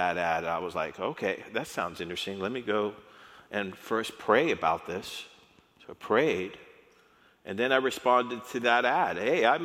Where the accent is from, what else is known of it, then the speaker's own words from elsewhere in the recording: El Paso, Texas, United States; I grew up in El Paso